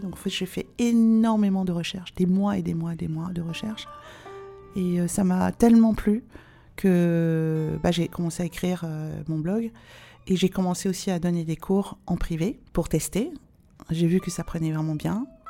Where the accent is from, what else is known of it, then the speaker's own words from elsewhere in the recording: France; je suis née en France et que j'ai la nationalité française